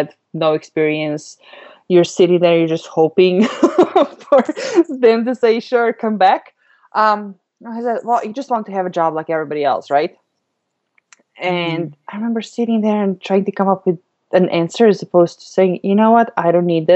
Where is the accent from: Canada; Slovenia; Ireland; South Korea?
Slovenia; moved away; I grew up in Europe, in Slovenia, which is a teeny tiny country